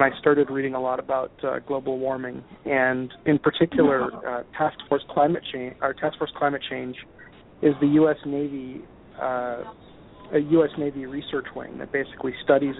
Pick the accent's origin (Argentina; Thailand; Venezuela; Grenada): Grenada; moved away; Barbados is not too far away from where I grew up in Grenada.